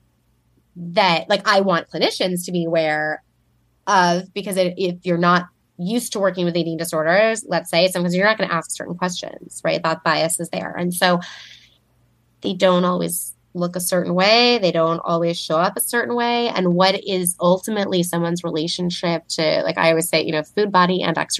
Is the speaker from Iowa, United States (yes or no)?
no; Southern California, United States; moved away as an adult; I do live in Southern California and I grew up here